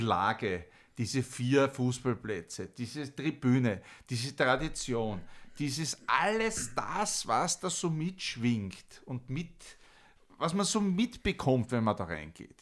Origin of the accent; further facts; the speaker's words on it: Vienna, Austria; moved away as an adult; now in Stockerau, Austria; Ich komme eigentlich aus Wien, äh, bin im, im Nobelbezirk, im zweiten Bezirk in der äh, Leopoldstadt aufgewachsen